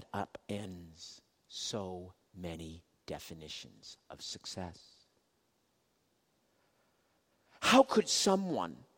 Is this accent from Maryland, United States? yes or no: no; Boston, Massachusetts, United States; I'm from Boston